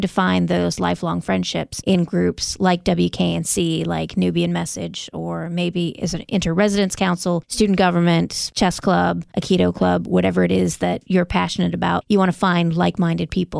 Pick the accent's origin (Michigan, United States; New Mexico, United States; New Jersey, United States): Michigan, United States; now in North Carolina, United States; I'm from Michigan